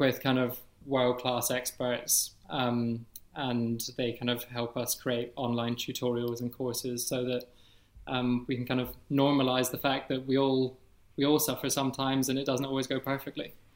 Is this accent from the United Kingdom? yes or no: yes; Edinburgh, Scotland, United Kingdom; I'm 30 years old, and I'm from Edinburgh.